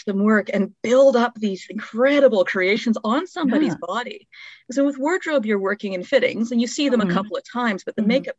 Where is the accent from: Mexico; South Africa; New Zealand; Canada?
Canada; the Maritimes; As a Maritimer